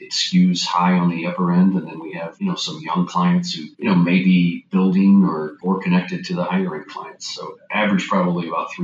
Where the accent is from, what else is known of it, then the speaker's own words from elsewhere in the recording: St. Petersburg, Florida, United States; Born and raised in St. Petersburg, Florida, went to college here at Eckerd College